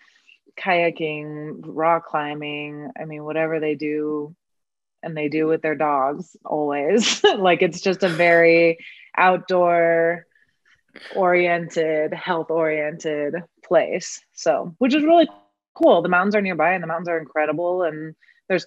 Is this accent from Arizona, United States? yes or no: no; outside San Diego, Southern California, United States; moved away as an adult; also born or lived in Los Angeles, United States; now in Denver, United States; I'm originally from Southern California. I like kind of outside of San Diego